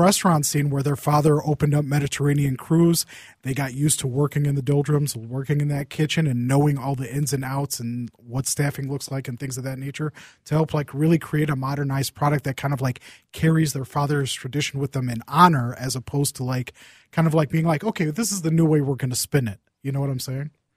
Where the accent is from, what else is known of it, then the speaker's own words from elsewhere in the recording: Saint Paul, Minnesota, United States; I grew, I grew up in Saint Paul